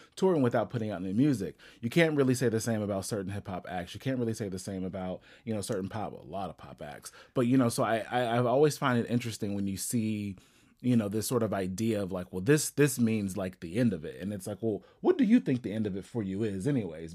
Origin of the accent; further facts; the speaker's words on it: Ohio, United States; I'm actually from Ohio